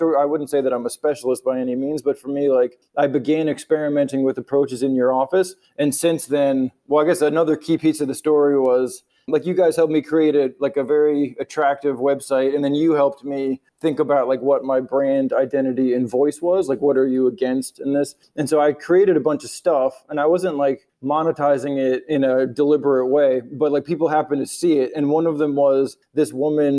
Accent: United States; moved away as an adult; also born or lived in New York

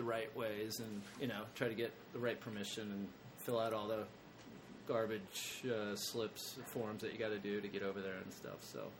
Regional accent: Canada; Canada. I'm Canadian.

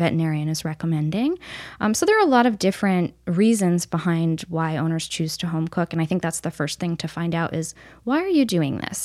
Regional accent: upstate New York, United States; moved away as an adult; also born or lived in Missouri; I grew up in New York State, kind of all over, but mostly upstate New York

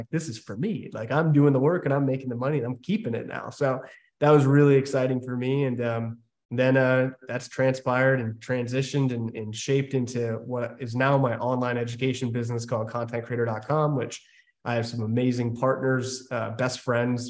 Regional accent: Maryland, United States; I grew up in Maryland

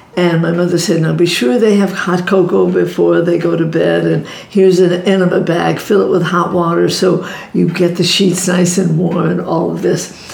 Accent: New York City, New York, United States; I grew up in Brooklyn

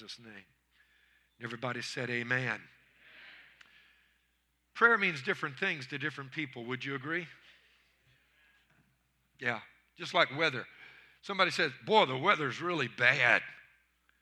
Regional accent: Louisiana, United States; I'm from Louisiana.

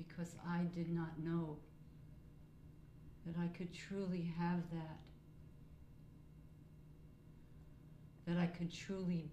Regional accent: New York, United States; moved away as an adult; also born or lived in California; now in Fairfield, United States; I grew up in New York

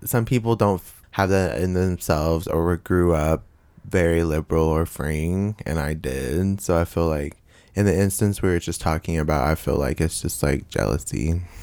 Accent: Bowling Green, Kentucky, United States; I grew up in a single parent household with my mother Martha and my sister Selena in uh, Bowling Green, Kentucky.

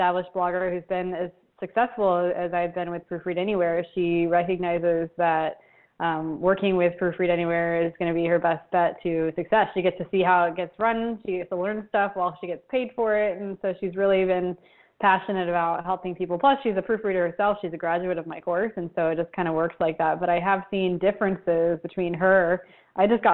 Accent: Florida, United States; moved away as an adult; now in Buenos Aires, Argentina; Argentina, but I grew up in Florida

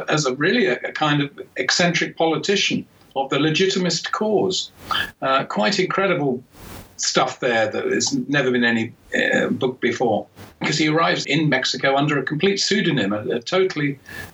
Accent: England, United Kingdom; as an Englishman

